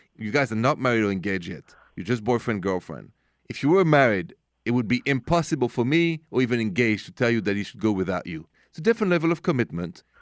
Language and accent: English; France; moved away; I'm from France